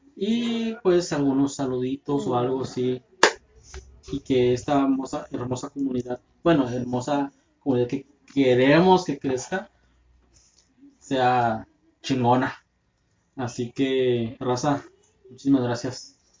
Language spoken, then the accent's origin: Spanish; Tijuana, Baja California, Mexico; somos de Tijuana. Somos del norte.